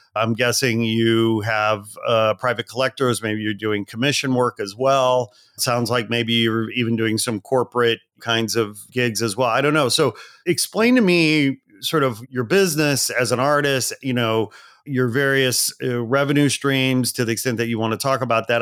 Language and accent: English; Portage, Indiana, United States; moved away as an adult; also born or lived in Gary, Indiana / Chicago / Los Angeles; I was born in Gary and I grew up in Portage